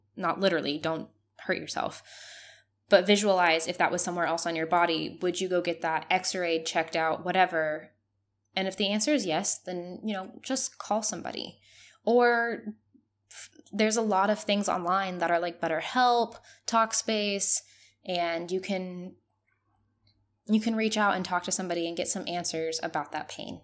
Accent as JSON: {"language": "English", "country": "Mexico", "moved": "as an adult", "said": "As a Mexican, I am very close to my family"}